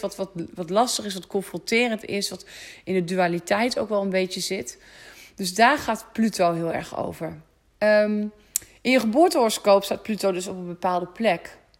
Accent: Netherlands; ik kom uit de polder. Ik kan niet anders, jongens. Ik ben gewoon boerendochter, opgegroeid op de boerderij

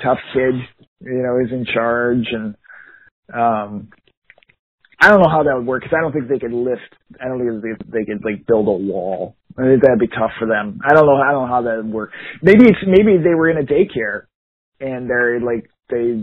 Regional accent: Eagan, Minnesota, United States; we grew up in Egan

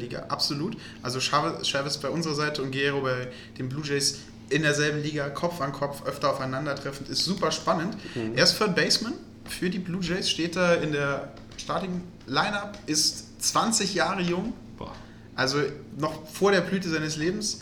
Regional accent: Germany; als Deutscher

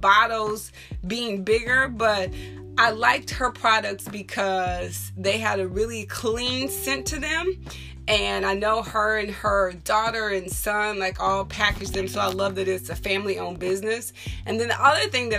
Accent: Texas, United States; I am from Texas

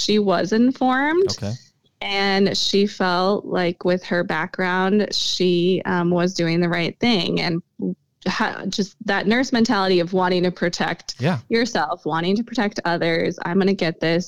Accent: Sioux Falls, South Dakota, United States; I was born and raised here

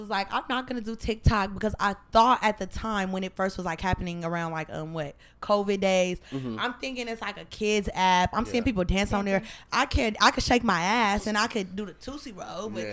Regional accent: San Francisco, California, United States; that's where I'm from. Mm-hmm. I'm from the Yay area.

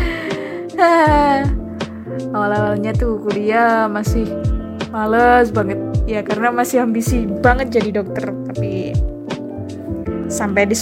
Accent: East Java, Indonesia; accent: medok; mungkin saya dari desa ya logat saya tuh medok banget sering diolok-olok terus SMA ada mulai nih drama ditolak di sekolah favorit pilihan pertama tapi pada akhirnya diterima di SMA favorit kedua SMA favorit satu kabupaten Ngawi tuh

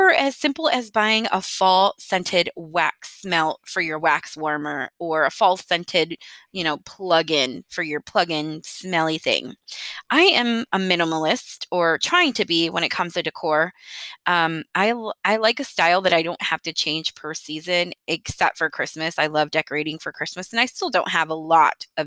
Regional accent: Michigan, United States; moved away as an adult; now in Texas, United States; I was raised in Michigan and lived there until my early 20s

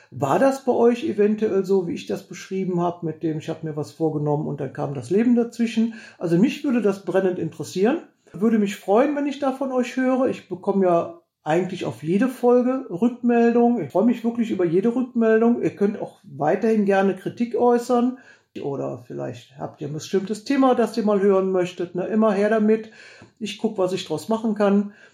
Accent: Heinsberg, North Rhine-Westphalia, Germany; wo kommst du denn her? Und wenn ich dann gesagt habe, Heinsberg, da sagten immer alle, was? Wo? Wo ist das denn? Und dann musste man immer erklären, ja, wir liegen da so zwischen Aachen und Düsseldorf

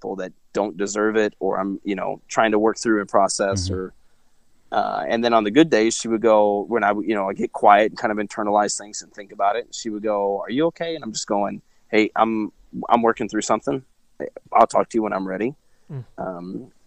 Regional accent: Truman Lake, Missouri, United States; I grew up around Truman Lake in Missouri

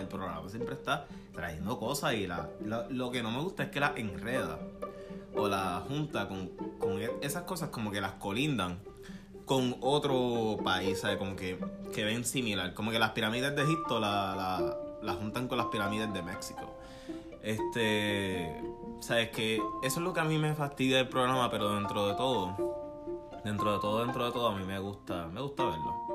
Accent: Puerto Rico; accent: boricua; somos boricuas.

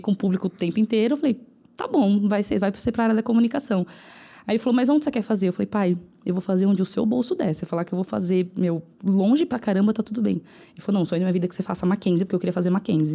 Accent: São Paulo, Brazil; onde eu moro ainda, é. que é no Cangaíba, na zona leste de São Paulo

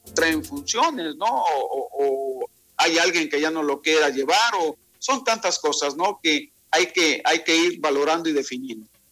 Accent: Veracruz, Mexico; now in Quintana Roo, Mexico; Nací ahí en el puerto de Veracruz y desde hace pues ya 28 años ando por acá, por el Caribe mexicano.

